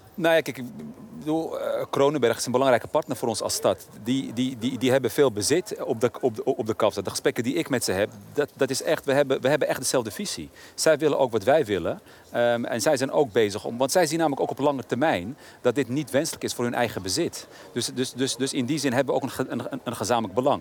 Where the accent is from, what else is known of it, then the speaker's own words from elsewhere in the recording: Amsterdam, North Holland, Netherlands; Ik ben in een tijd opgegroeid dat mijn eigen wijk, waar ik ben opgegroeid, in Oszor bijvoorbeeld, had je niet zoveel voorzieningen